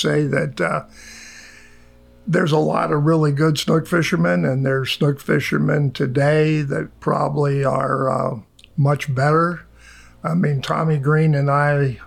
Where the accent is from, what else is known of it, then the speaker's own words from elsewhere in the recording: Fort Lauderdale, Florida, United States; I actually was born in Broward General Hospital, and I grew up fishing in Fort Lauderdale. I lived in southeast Fort Lauderdale by Tarpon River